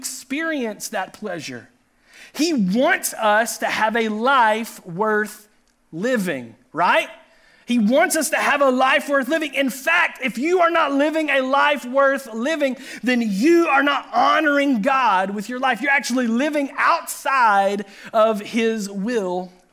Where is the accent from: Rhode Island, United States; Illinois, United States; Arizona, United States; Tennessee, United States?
Tennessee, United States; Chattanooga; he pastored the church that Pastor Ryan and I grew up in Chattanooga, Tennessee